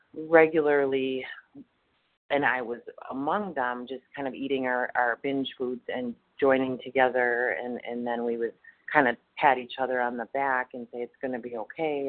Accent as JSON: {"language": "English", "region": "Wisconsin", "country": "United States", "said": "I'm from Wisconsin, and um, I'm actually in Texas"}